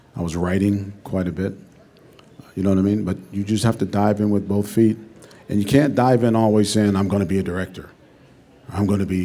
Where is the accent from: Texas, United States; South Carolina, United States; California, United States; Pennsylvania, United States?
Pennsylvania, United States; Pittsburgh; moved away as an adult; also born or lived in West Virginia / New York; I'm from Pittsburgh, Pennsylvania. I moved to New York